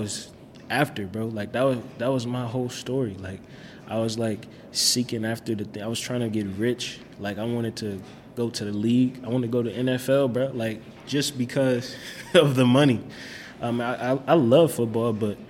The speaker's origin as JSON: {"language": "English", "town": "Minneapolis", "region": "Minnesota", "country": "United States", "tie": "born or raised there", "said": "growing up, like, we stayed with my grandma in Minneapolis, so we stayed on 1819 Newton"}